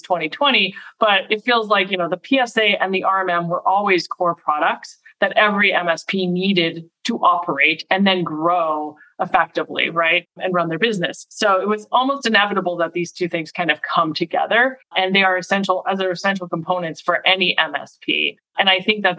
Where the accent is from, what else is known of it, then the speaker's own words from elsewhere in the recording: Montreal, Quebec, Canada; also born or lived in Boston area; now in Boston, United States; So I was born in Montreal. So I'm Canadian. I live in the Boston area now and have for about 20 years